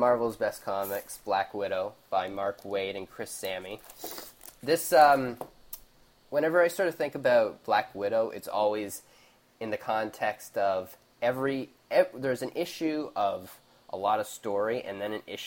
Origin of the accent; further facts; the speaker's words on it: Canada; Being Canadian